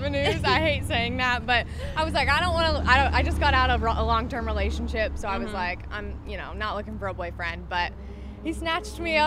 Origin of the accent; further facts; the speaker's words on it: Arkansas, United States; moved away as an adult; now in California, United States; We're both from Arkansas.